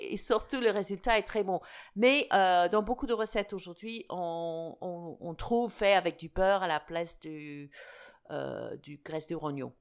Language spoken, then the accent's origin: French; United Kingdom; French is a second language; also born or lived in Alsace; now in France; mon pays d'origine